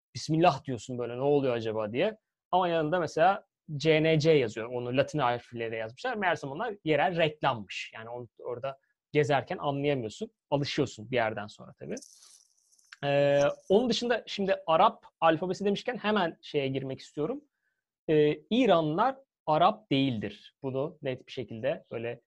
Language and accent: Turkish; Turkey; ben de Türk'üm.